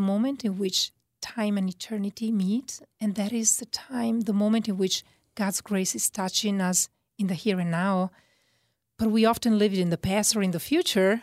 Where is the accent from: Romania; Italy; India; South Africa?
Italy; accent: Italian; moved away; my Italian accent.